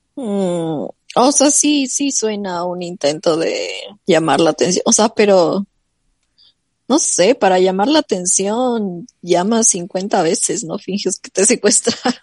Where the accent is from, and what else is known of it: Ecuador; now in United States